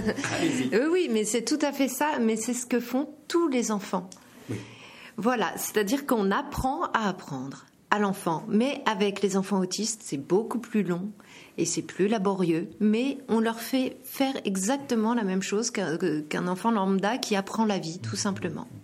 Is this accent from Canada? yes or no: no; France; chez nous, en France